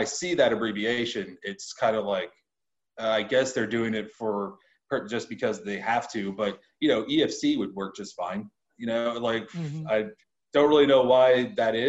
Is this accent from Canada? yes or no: no; United States; I'm from the United States